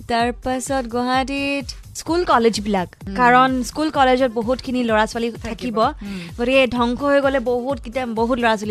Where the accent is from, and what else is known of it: Assam, India